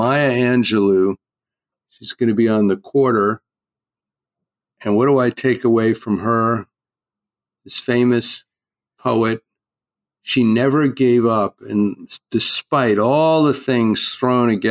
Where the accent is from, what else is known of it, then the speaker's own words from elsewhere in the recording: East Coast, United States; now in California, United States; I grew up out on the East Coast, a fisherman